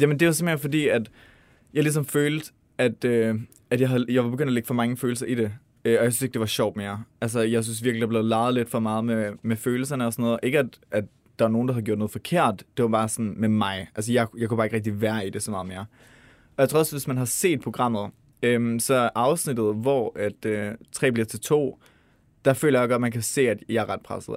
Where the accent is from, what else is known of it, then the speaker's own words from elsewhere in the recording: Denmark; vi som danskere